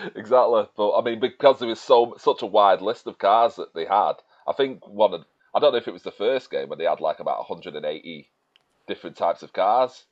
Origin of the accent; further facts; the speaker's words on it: Manchester, North West England, United Kingdom; I am from Manchester